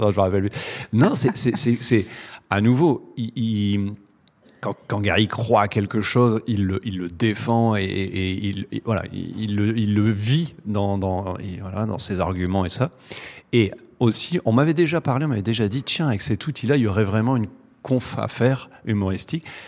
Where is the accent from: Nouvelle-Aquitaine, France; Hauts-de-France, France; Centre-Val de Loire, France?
Hauts-de-France, France; the Nord, very close to Lille; on est du Nord